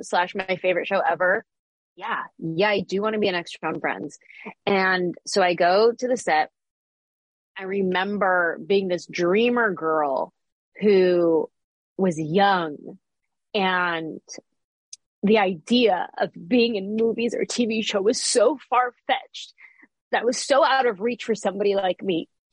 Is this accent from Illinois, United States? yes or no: no; San Jose, California, United States; moved away as an adult; now in Los Angeles, United States; I grew up in the Bay Area